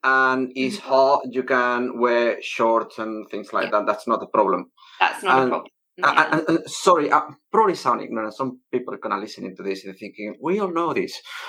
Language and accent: English; Malaga, Andalusia, Spain; now in United Kingdom; I'm Spanish and I'm from Malaga, which is not as hot